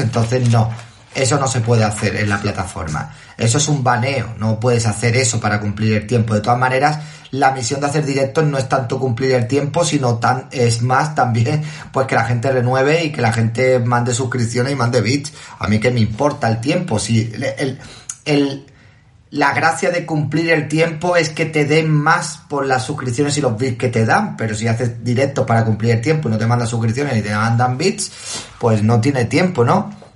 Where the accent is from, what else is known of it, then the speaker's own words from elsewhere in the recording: Toledo, Castilla-La Mancha, Spain; Ya por mi tierra, sí, estamos aquí en Toledo